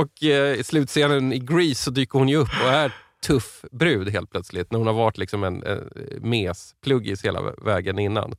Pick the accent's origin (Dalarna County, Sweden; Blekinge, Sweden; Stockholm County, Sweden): Stockholm County, Sweden; Stockholm; Jag är stockholmare